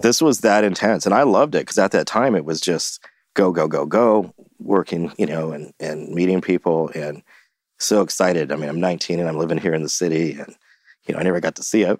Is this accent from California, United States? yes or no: yes; Santa Barbara, California, United States; moved away as an adult; also born or lived in Los Angeles; now in San Francisco, United States; I grew up in Santa Barbara